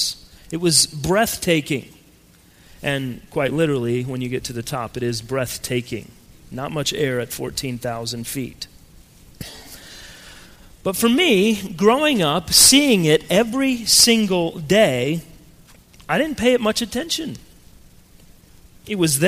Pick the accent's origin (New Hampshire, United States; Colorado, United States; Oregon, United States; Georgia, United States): Colorado, United States; moved away; growing up in Colorado, and yes, it is pronounced Colorado, my family lived in a house that was on top of a very large hill